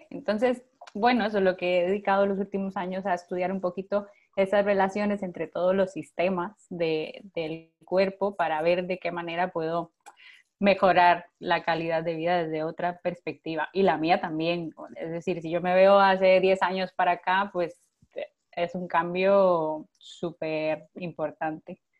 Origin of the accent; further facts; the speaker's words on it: Costa Rica; moved away as an adult; now in Barcelona, Spain; yo soy de Costa Rica, pero vivo en Barcelona ya hace seis años.